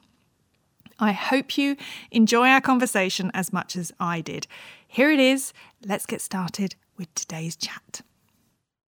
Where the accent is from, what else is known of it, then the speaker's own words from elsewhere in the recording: St Albans, East of England, United Kingdom; I grew up in St Albans. I'm also a Hertfordshire girl